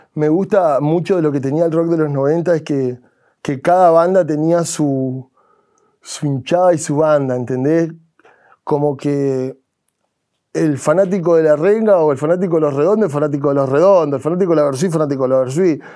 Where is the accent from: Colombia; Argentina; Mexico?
Argentina; Cutral Có, Neuquén; en mi pueblo, en Cutralco